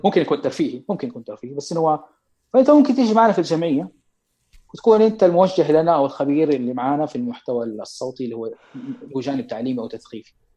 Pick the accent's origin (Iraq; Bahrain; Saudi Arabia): Saudi Arabia; Mecca, Makkah Province; عندنا في مكه